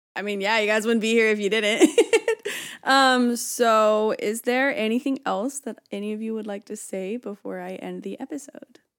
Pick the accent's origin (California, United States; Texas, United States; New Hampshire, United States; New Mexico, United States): California, United States; Byron; I'm from Byron, so I would say, "I live in Byron,"